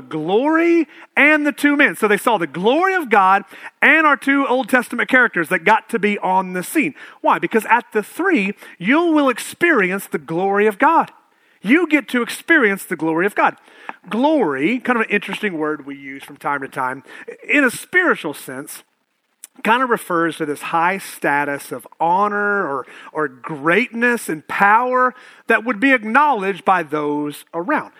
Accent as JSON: {"language": "English", "town": "Prague", "region": "Oklahoma", "country": "United States", "tie": "born or raised there", "moved": "yes", "said": "I'm from Prague"}